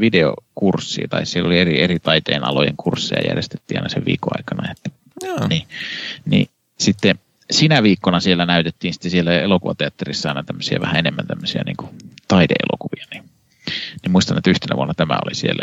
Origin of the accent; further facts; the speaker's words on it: Kannus, Central Ostrobothnia, Finland; mun kotikaupungissa Kannuksessa